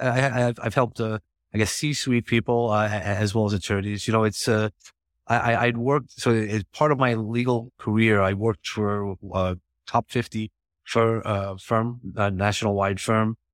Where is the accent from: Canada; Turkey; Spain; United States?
United States; New York; I am from New York